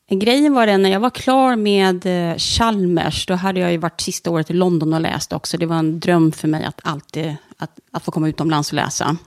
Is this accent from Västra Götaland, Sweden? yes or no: yes; Stenungsund, Västra Götaland, Sweden; also born or lived in Ängelholm; Stenungsund är jag uppvuxen. Mm. Föddes i Ängelholm. Men jag är uppvuxen i Stenungsund